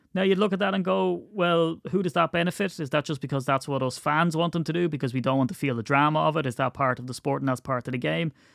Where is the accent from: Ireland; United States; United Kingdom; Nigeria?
Ireland; as an Irishman